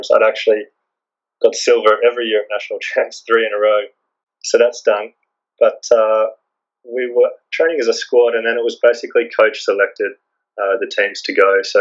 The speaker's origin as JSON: {"language": "English", "region": "Queensland", "country": "Australia", "tie": "born or raised there", "said": "So I grew up in Queensland"}